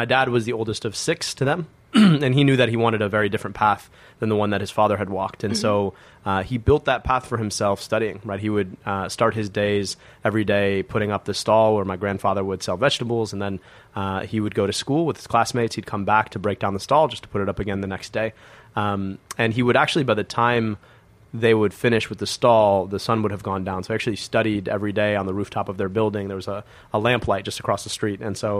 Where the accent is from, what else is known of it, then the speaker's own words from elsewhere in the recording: Bloomfield Hills, Michigan, United States; I was born and raised in Metro Detroit in Michigan.